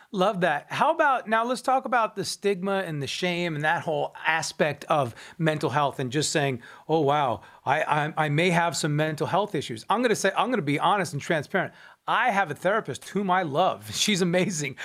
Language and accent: English; Long Island, New York, United States; I'm from Long Island, New York.